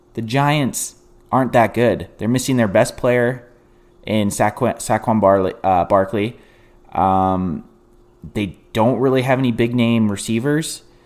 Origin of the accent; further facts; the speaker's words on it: Canada; I'm Canadian